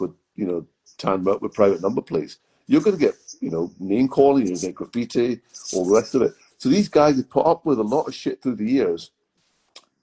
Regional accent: Glasgow, Scotland, United Kingdom; where I grew up in Glasgow was actually a pretty vanilla neighborhood

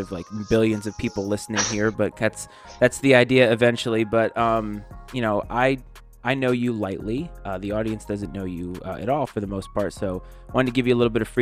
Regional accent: New England, Rhode Island, United States; now in Virginia, United States; I'm born and raised in New England and I live in Virginia now.

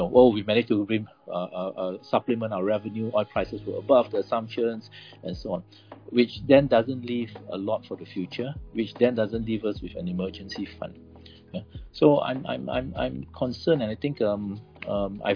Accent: Malaysia; I'm Malaysian

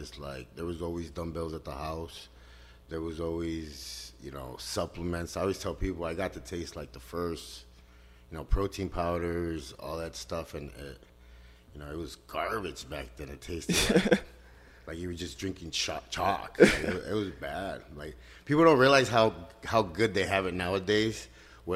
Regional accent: Chicago, Illinois, United States; I grew up in Chicago on the south side, 26th Street, 59, Western

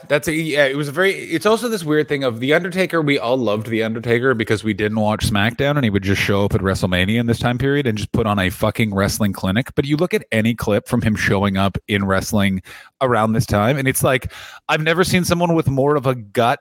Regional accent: Canada; as a Canadian man

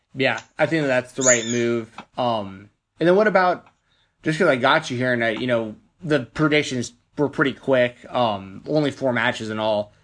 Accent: Nashville, Tennessee, United States; Nashville, Tennessee, my hometown

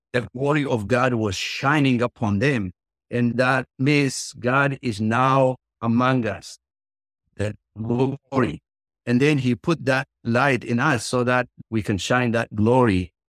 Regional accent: Ethiopia; English is a second language; moved away; as you can tell from my accent. I was born and grew up in the countryside in Ethiopia

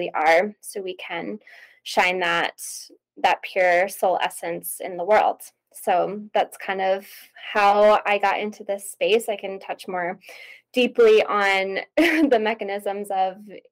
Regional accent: East Coast, United States; moved away as an adult; now in Idaho, United States; I'm originally from the East Coast. I live on the West Coast now. I live in Idaho

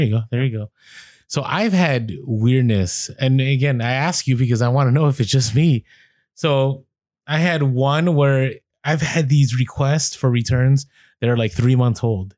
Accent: San Francisco, California, United States; I grew up in the city, I grew up in San Francisco

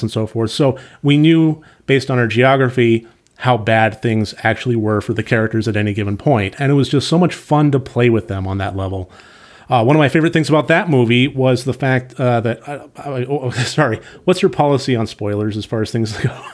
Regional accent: San Diego, California, United States; I grew up in San Diego

